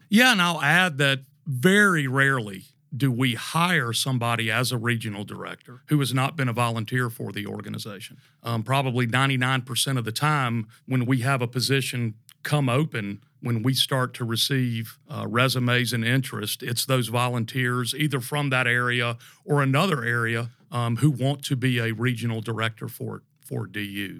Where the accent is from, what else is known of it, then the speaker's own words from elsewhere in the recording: Tallahassee, Florida, United States; moved away as an adult; also born or lived in Charlotte, North Carolina; born and raised in Tallahassee, Florida